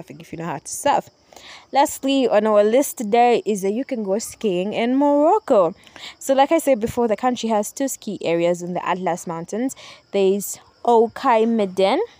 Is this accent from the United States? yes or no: no; Uganda; for us here in Uganda, because I'm from Uganda, I'm recording this in Uganda right now at the moment, I am home